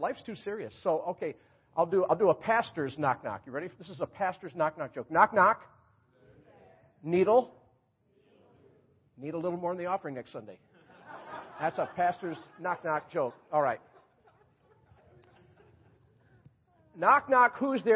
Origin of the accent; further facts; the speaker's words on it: Rochester, New York, United States; also born or lived in Florida; now in North Carolina, United States; I was up in my hometown, Rochester, New York